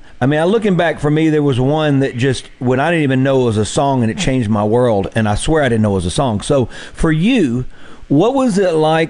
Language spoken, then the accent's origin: English; Mississippi Delta, United States; where I grew up in the Mississippi Delta